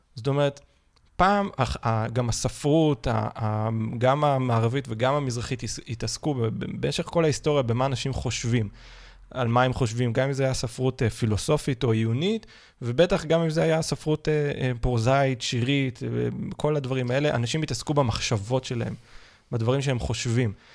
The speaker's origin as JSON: {"language": "Hebrew", "country": "Israel", "said": "כולנו כישראל, בטח כישראלים"}